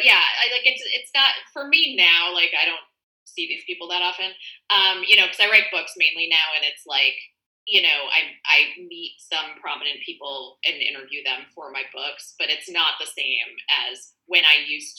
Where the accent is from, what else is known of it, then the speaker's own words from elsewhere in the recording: Midwest, United States; I come from the Midwest and I didn't smoke.